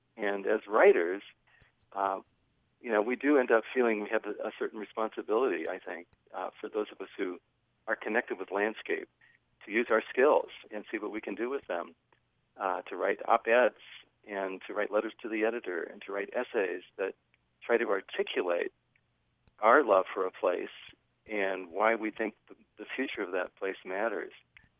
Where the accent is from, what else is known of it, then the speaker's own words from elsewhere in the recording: Western US, United States; I grew up in the West, and I have exactly the same reaction.